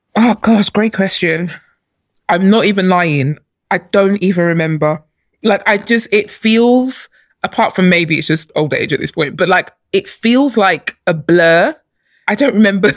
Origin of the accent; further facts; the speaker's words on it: London, United Kingdom; also born or lived in Nigeria; I grew up in London. I was born in Nigeria, but I came here as a baby, and I, I you know, I grew up here